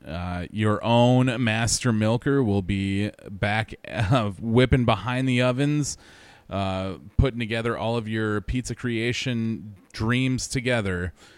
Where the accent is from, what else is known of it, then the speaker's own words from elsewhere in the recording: Wisconsin, United States; I'm from Wisconsin